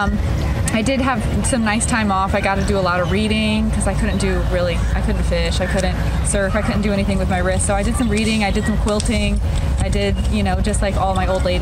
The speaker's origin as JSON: {"language": "English", "region": "Florida", "country": "United States", "said": "I'm from Florida"}